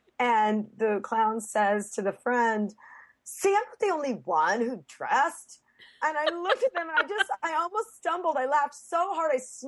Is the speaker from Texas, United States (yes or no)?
yes; Texas, United States; born there; oh, I was born in Texas, and they're like, I'm still so confused.